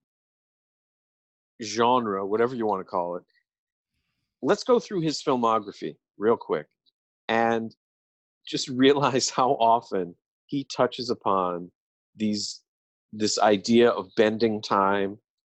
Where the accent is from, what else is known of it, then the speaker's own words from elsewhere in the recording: Ireland; I'm an Irishman